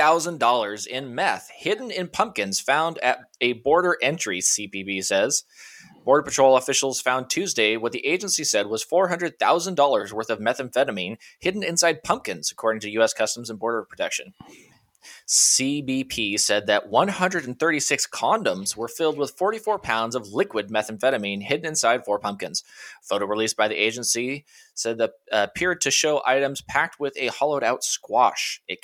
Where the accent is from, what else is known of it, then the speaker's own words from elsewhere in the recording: Washington, United States; All the Texas listeners are screaming at me right now, I'm sure. I'm from Washington State.